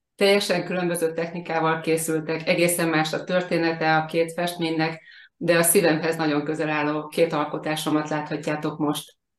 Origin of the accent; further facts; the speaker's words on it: Hungary; now in Bakony, Hungary; a Balatonon születtem és ott nőttem fel